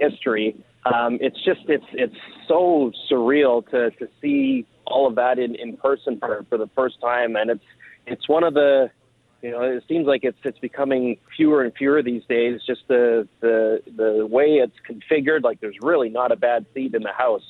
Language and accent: English; Campbell River, British Columbia, Canada; moved away as an adult; also born or lived in Calgary / Montreal; I grew up on Vancouver Island on the coast